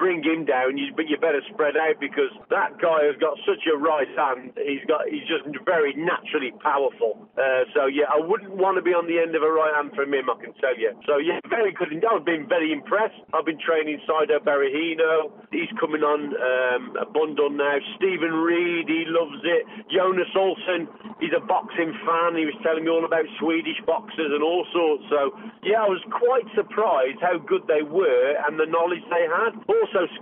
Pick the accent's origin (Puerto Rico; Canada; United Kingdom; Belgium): United Kingdom; Telford, West Midlands; I'm from Telford, and Telford is a big Wolves area